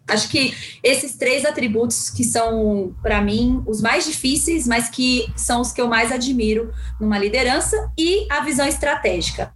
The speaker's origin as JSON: {"language": "Portuguese", "region": "São Paulo", "country": "Brazil", "tie": "born or raised there", "also_born_or_lived": "Guarulhos, Brazil", "said": "eu sou de uma da periferia de São Paulo. Na verdade, eu nasci no Pimentas, que é lá em Guarulhos. Depois, com os nove anos, eu vim para São Paulo"}